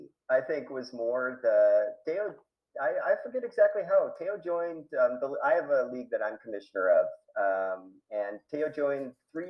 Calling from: Popayán, Cauca, Colombia; I'm calling in from Popayan, Colombia. We're kind of down in the southern end of Colombia

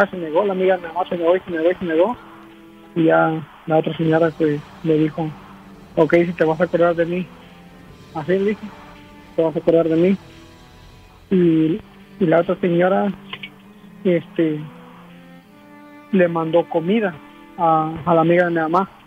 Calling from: California, United States; De acá, de California.

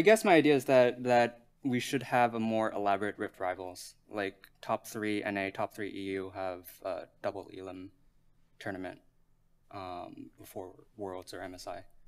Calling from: Montreal, Quebec, Canada; I'm calling from Montreal, Canada

